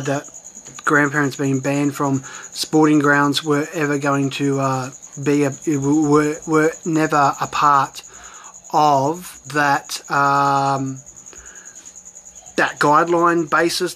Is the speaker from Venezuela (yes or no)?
no; Sydney, New South Wales, Australia; we're from Mount Druitt